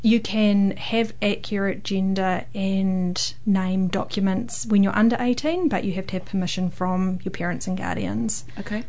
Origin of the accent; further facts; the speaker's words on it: Hamilton, Waikato, New Zealand; I am from the Waikato. In Hamilton, Kirikiriroa most of my life